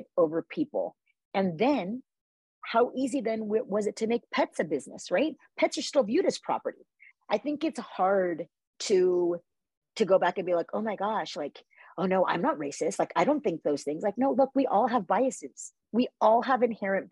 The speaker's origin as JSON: {"language": "English", "area": "Orange County", "region": "California", "country": "United States", "tie": "born or raised there", "also_born_or_lived": "Los Angeles, California", "said": "I grew up in Orange County, California, very privileged, single family home."}